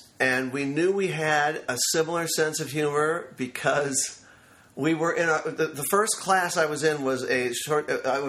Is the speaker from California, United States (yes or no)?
yes; Los Angeles, California, United States; I'm from Los Angeles